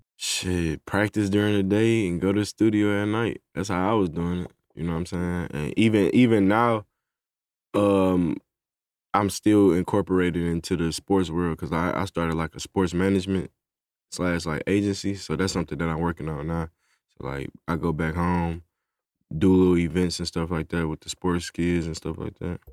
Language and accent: English; Detroit, Michigan, United States; now in Atlanta, United States; I'm from Detroit